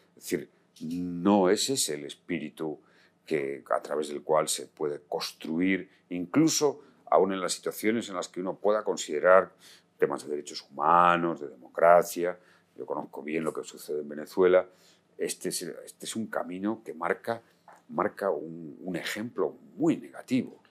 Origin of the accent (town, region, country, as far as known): Spain